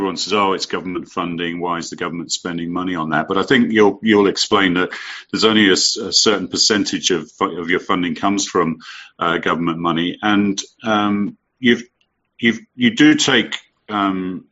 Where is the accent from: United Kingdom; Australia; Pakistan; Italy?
United Kingdom; now in United States; my home country